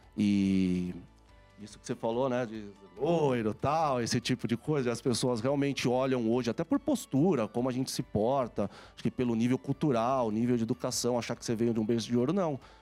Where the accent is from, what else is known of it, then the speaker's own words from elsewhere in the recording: São Paulo, Brazil; eu nasci aqui em São Paulo